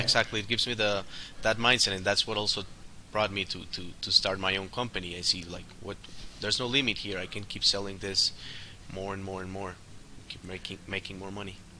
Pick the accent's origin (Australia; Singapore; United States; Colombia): Colombia; born and raised in Colombia